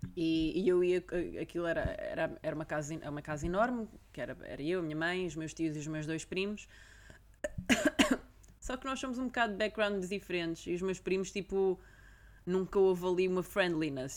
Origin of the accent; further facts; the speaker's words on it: Portugal; now in London, United Kingdom; eu sou portuguesa